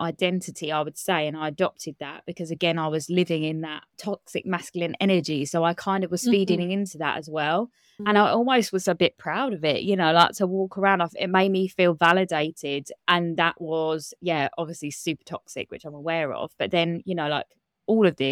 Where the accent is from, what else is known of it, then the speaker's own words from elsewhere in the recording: Kent, South East England, United Kingdom; I grew up in Kent in England. I still live in Kent now